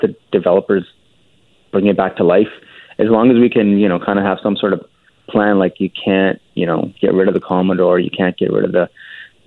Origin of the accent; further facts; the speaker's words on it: Vancouver, British Columbia, Canada; I'm born and raised in Vancouver